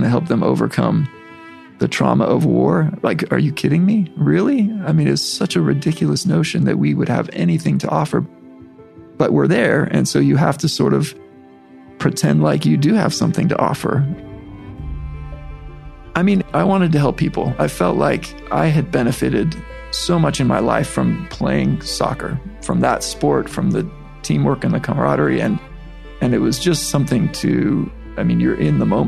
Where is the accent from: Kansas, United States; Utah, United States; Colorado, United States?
Utah, United States; as a white kid from Utah